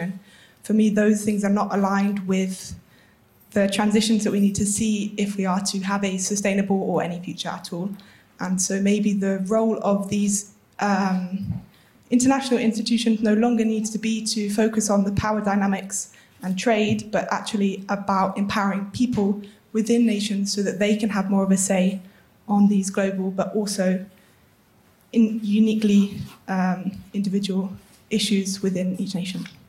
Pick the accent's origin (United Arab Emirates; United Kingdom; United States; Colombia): United Kingdom; I'm British